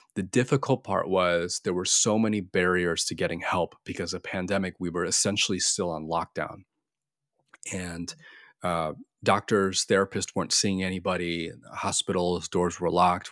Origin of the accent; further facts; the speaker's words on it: Florida, United States; I'm Korean American, uh, born and raised in the U S in good old Florida.